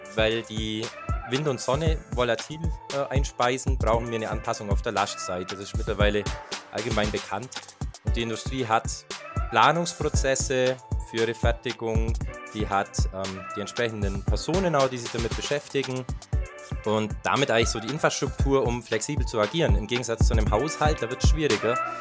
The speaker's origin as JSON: {"language": "German", "country": "Germany", "tie": "born or raised there", "said": "beim Energieversorger in meiner Heimatstadt Grumbach"}